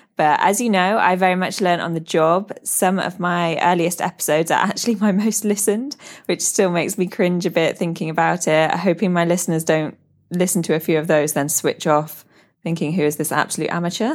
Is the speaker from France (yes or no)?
no; United Kingdom; moved away as an adult; now in Dubai, United Arab Emirates; I'm a British expat living in Dubai, U A E, with my partner and baby girl